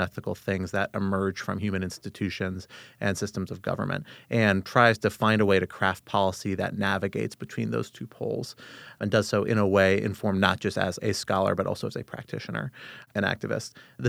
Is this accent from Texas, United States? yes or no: no; Arlington, Virginia, United States; I grew up in Arlington, Virginia, just across the river from us here in our nation's capital. Growing up in the D.C. area